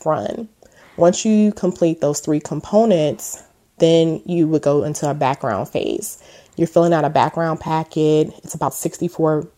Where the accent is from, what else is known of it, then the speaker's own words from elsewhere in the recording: Texas, United States; moved away as an adult; also born or lived in Houston, Texas / Washington, D.C. area; I'm originally from Texas. I grew up in a small town about 2.5 hours outside of Houston. We later moved to Houston, where I lived and graduated from high school from